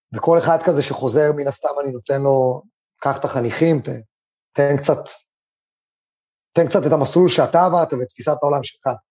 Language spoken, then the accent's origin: Hebrew; Israel; also born or lived in China; אני גדלתי בבית ספר, ובטח בבית ספר קיבוצי